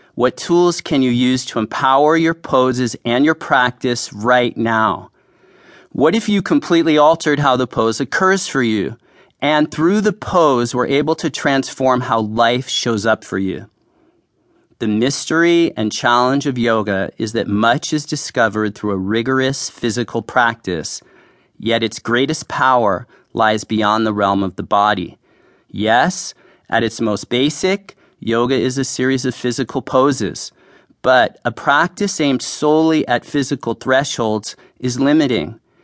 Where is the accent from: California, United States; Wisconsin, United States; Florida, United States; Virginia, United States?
California, United States; San Francisco; I grew up in San Francisco